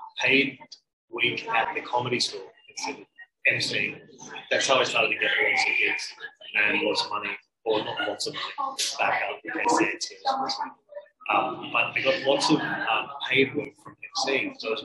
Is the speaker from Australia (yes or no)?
yes; Queensland, Australia; I'm originally from country, Queensland. Rural, regional, Queensland. And then I moved to various places.